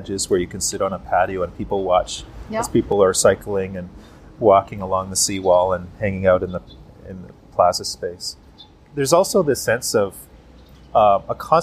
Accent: Canada; We are Canadian

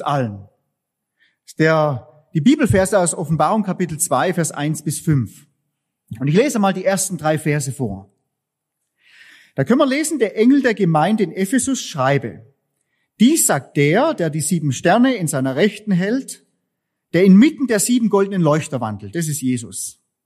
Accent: Southern Germany, Germany; wir als Süddeutsche

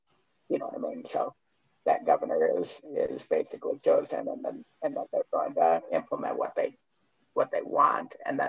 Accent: Michigan, United States; I'm from Michigan.

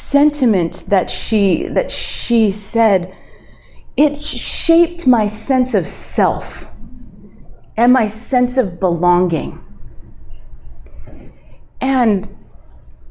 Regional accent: Central California, United States; also born or lived in Anchorage, Alaska; She drove us from Anchorage, Alaska to California. Yeah, to Central California, which is where I grew up

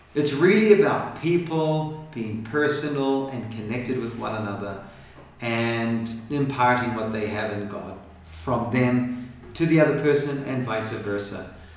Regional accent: New Zealand; I come from New Zealand, and so uh, my dad's American and a pastor

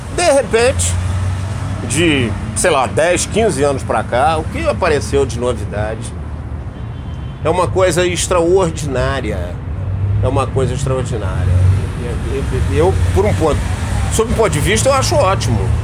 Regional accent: Rio de Janeiro, Brazil; also born or lived in Petrópolis; eu fui criado na Rua Barão de Jaguaripe, em Ipanema

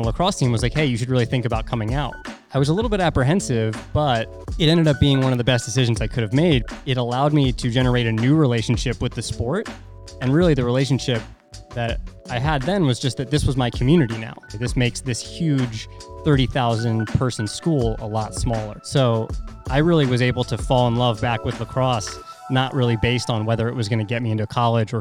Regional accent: East Coast, United States; Growing up on the East Coast

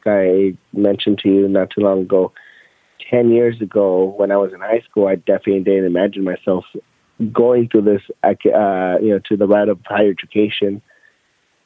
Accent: Los Angeles, California, United States; moved away as an adult; also born or lived in Inglewood, California; now in Austin, United States; I originally grew up in Mid-City, Los Angeles

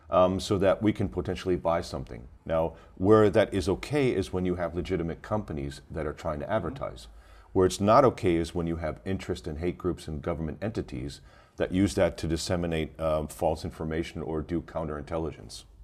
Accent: New York City, New York, United States; now in Germany; I'm originally from New York, but I live in Germany. So the company is based out of Germany, uh, and that's why I res- reside for more than like 23, 24 years now.

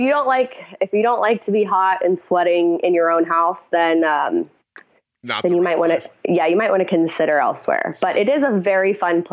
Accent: Cincinnati, Ohio, United States; now in New Orleans, United States; I was not. I grew up in Cincinnati, Ohio. I moved to New Orleans 4 years ago.

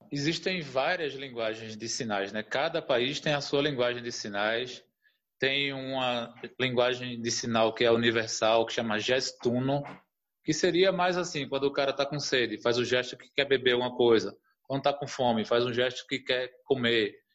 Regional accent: Recife, Pernambuco, Brazil; now in São Paulo, Brazil; Eu tô morando em São Paulo, eu sou de Recife, né? Sou ali da zona norte do Recife, mas eu moro em São Paulo atualmente

